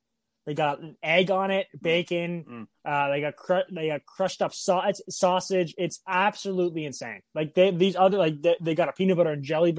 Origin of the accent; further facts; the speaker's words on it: Holliston, Massachusetts, United States; Holliston, Mass.